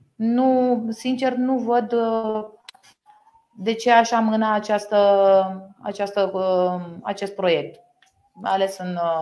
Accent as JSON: {"language": "Romanian", "country": "Romania", "said": "parte din educația noastră ca român"}